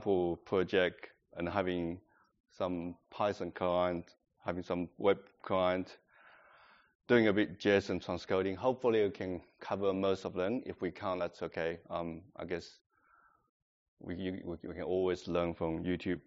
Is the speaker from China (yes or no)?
yes; China; English is a second language; moved away as an adult; now in Adelaide, Australia; I'm coming from China, that's 15 years ago